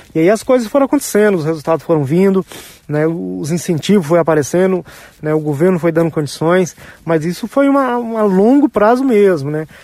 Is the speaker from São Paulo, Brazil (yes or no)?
no; Silvânia, Goiás, Brazil; Eu tenho o maior orgulho de, de dizer que eu sou goiano, nascido em Silvânia, na cidade do interior